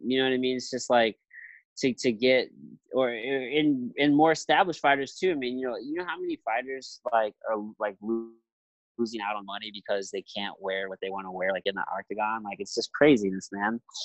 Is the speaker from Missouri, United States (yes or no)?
yes; Jefferson City, Missouri, United States; now in St. Louis, United States; My hometown. I'm from Jefferson City, Missouri.